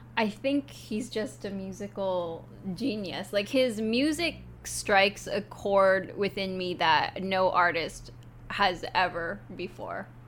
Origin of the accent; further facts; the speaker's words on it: Vancouver, British Columbia, Canada; moved away as an adult; now in Japan; I'm from Vancouver, Canada